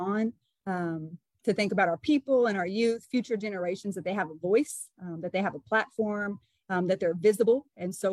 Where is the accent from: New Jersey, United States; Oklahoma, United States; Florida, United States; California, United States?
Oklahoma, United States; Okemah; also born or lived in Muskogee, Oklahoma / Stillwater, Oklahoma; grew up in Okemah, played basketball there, left there and went to Bacon College